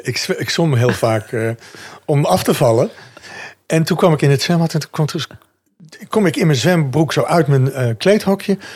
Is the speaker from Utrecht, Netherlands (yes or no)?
no; North Brabant, Netherlands; moved away; Ik kom uit Brabant